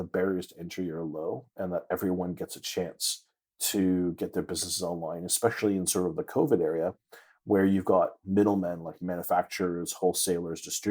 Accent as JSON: {"language": "English", "town": "Toronto", "region": "Ontario", "country": "Canada", "moved": "yes", "said": "I'm originally from Toronto, Canada"}